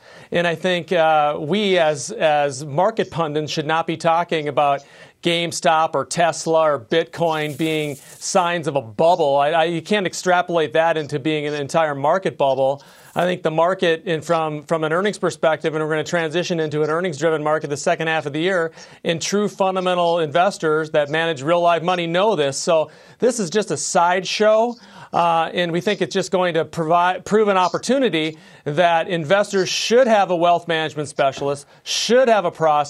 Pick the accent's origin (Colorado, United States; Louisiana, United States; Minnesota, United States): Minnesota, United States; I'm from Minnesota